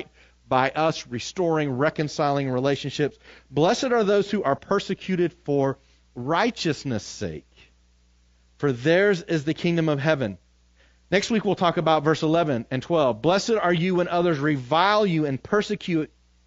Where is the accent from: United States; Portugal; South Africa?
United States; as American Christians